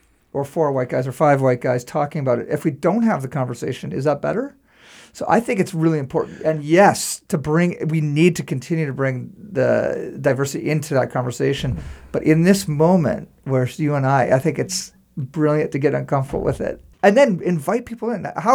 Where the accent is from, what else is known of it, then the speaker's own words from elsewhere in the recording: Saint John, New Brunswick, Canada; growing up in St. John